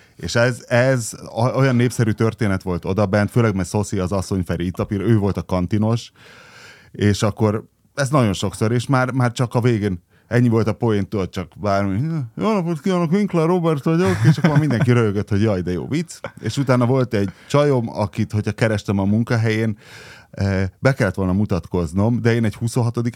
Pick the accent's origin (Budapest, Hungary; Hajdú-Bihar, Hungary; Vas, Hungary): Vas, Hungary; Szombathely; én ugye Szombathelyen nőttem fel, és az ottani gimiből kerültem egyből a szombathelyi laktanyába